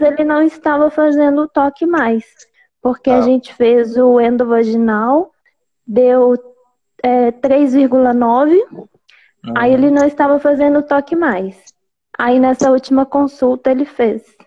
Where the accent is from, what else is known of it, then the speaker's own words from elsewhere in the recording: Belo Horizonte, Minas Gerais, Brazil; Sou de BH